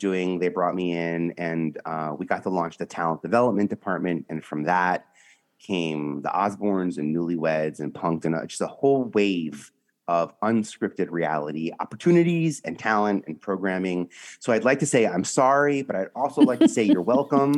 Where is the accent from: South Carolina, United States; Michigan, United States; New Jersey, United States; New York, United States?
New York, United States; New York City; I'm from New York, originally from Staten Island